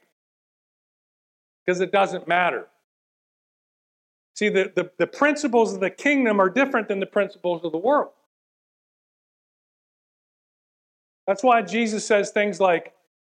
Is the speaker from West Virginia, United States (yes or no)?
yes; West Virginia, United States; I'm from West Virginia.